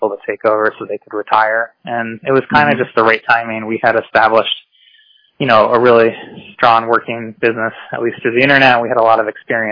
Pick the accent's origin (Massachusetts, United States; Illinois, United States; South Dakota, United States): Massachusetts, United States; Blandford; I grew up in Blandford in the Hilltown